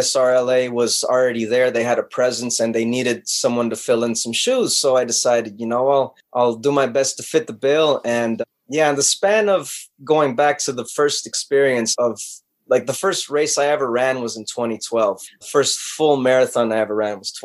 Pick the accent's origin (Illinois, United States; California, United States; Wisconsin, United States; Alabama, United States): California, United States; Los Angeles; born and raised in Los Angeles